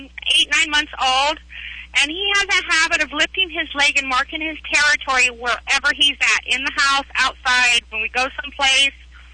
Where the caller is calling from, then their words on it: Oxnard, California, United States; I'm calling from Oxnard, California.